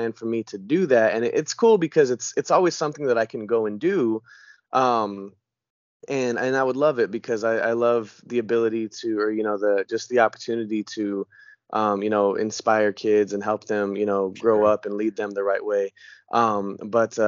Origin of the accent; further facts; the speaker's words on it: Denver, Colorado, United States; now in Franklin, United States; I live in Franklin, Tennessee right now, but I am actually originally from Denver, Colorado. I was born and raised there.